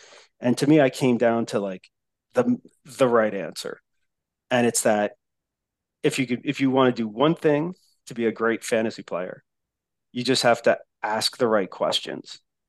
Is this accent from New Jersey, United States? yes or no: yes; New Jersey, United States; accent: Jersey; also born or lived in Texas; my accent's way worse anyway. my mongrel like Jersey. Then moved to Texas and being in Texas for 12 years accent.